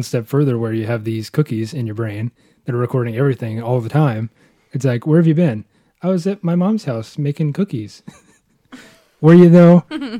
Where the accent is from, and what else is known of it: United States